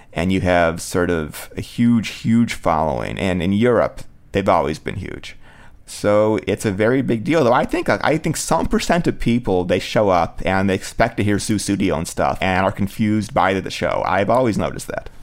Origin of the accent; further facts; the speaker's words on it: Cleveland, Ohio, United States; Cleveland, Ohio, was my hometown